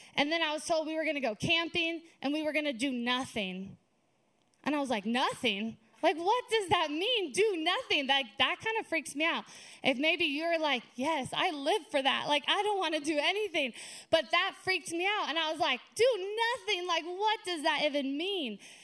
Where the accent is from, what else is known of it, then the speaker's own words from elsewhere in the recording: Lake Havasu City, Arizona, United States; moved away as an adult; also born or lived in California; now in Flagstaff, United States; lived and grew up in Lake Havasu